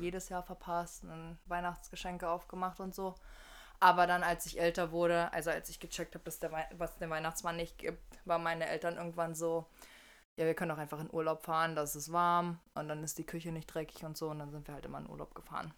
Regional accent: near Magdeburg, Saxony-Anhalt, Germany; ich komme halt aus der Nähe von Magdeburg, aus Sachsen-Anhalt

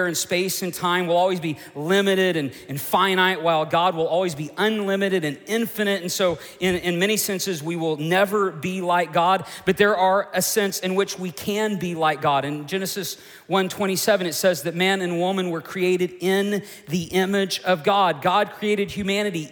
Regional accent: Oklahoma, United States; the church I grew up in Oklahoma

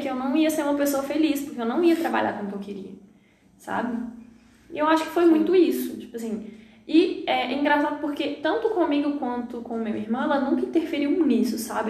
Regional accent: Lamim, Minas Gerais, Brazil; moved away; Eu sou natural da cidade de Lamim, Minas Gerais interior

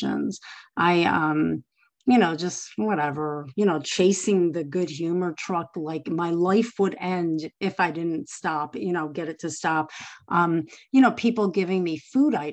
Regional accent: Chicago, Illinois, United States; I grew up in Chicago

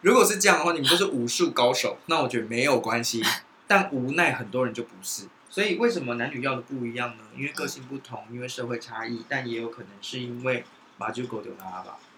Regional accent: Taiwan; 其实我觉得生在台湾很幸福欸

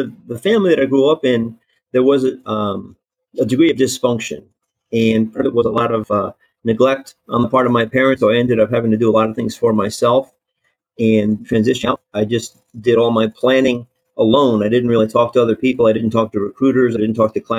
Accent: New Jersey, United States; moved away as an adult; I grew up in New Jersey

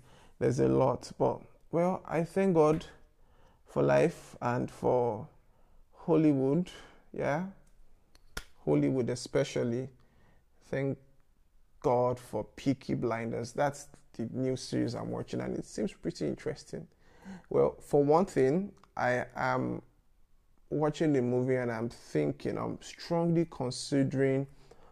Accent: Lagos, Nigeria; I grew up in Yaba

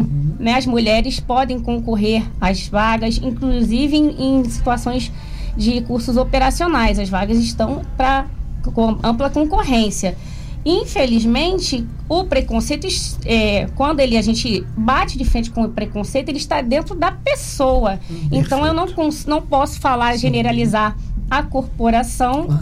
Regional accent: Brazil; de bairro humilde, que eu sou do Encruzenciada

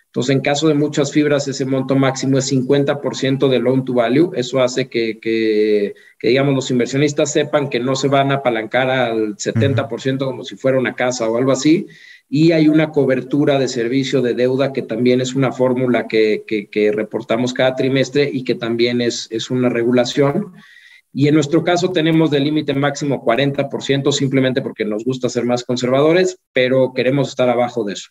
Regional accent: Mexico; como mexicano, la situación en la que vivimos

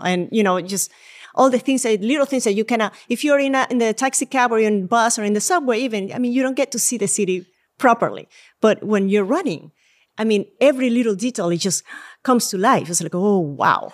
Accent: Puerto Ordaz, Bolívar, Venezuela; moved away as an adult; also born or lived in Caracas, Venezuela / Tampa, Florida / Spain; now in New York, United States; I was actually born in Venezuela. And all my childhood, I lived in Venezuela

